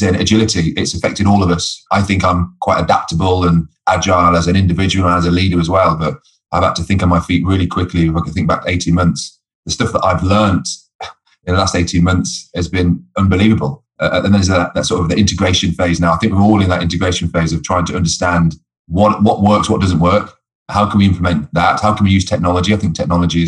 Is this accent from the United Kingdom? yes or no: yes; Coventry, West Midlands, United Kingdom; My dream was to play football as a boy growing up in Coventry